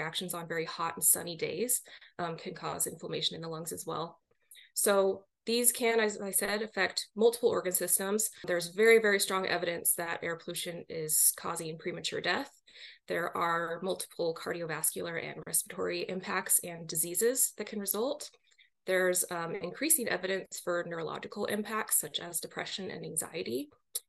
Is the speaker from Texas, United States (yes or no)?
no; Seattle, Washington, United States; moved away as an adult; also born or lived in New York; I grew up in the Seattle, Washington area, but wound up doing my graduate work out in New York University